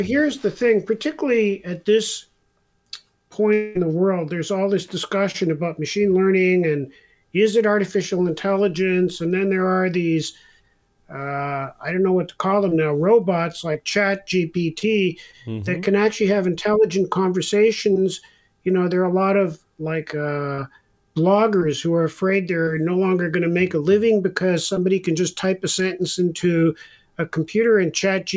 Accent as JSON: {"language": "English", "country": "Israel", "tie": "born or raised there", "said": "I was born in Israel."}